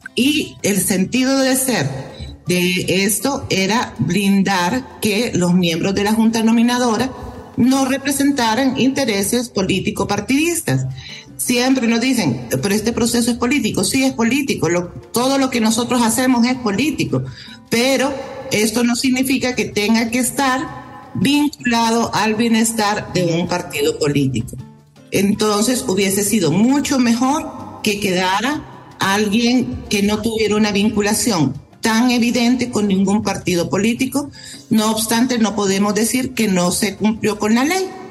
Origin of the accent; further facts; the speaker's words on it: Honduras; nosotros como hondureños y hondureñas